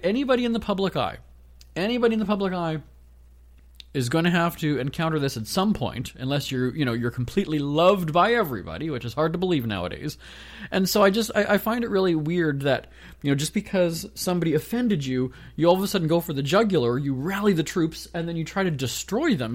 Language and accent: English; Winnipeg, Manitoba, Canada; I'm a guy from Winnipeg